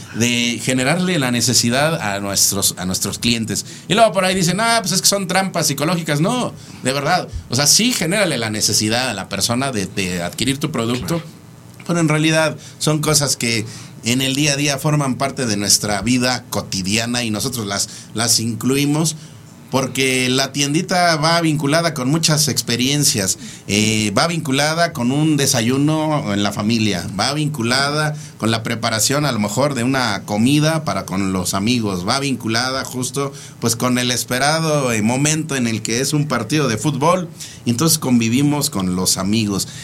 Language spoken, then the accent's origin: Spanish; Mexico; Como mexicanos